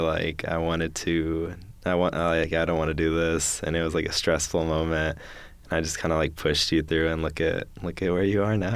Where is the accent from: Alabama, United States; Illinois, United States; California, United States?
Alabama, United States; Madison; I'm a junior from Madison, Alabama